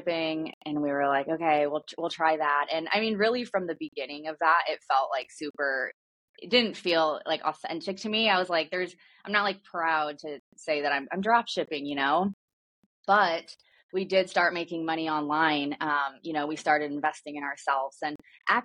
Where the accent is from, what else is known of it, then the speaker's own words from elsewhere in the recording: Midwest, United States; I grew up in the Midwest